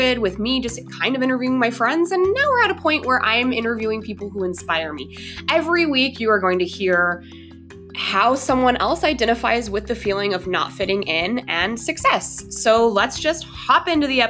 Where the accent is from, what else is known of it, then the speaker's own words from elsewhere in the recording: Denver, Colorado, United States; We are both from Denver